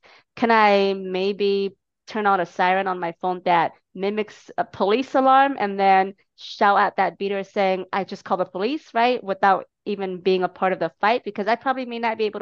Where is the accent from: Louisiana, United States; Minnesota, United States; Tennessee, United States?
Minnesota, United States; Minneapolis; my hometown, Minneapolis